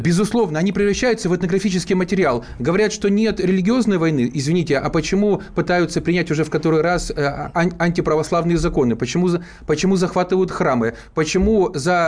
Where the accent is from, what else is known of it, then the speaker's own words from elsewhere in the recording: Zaporizhzhia, Zaporizhzhia Oblast, Ukraine; moved away as an adult; в моем родном Запорожье, это мой родной город, я там родился и прожил до переворота практически всю э, сознательную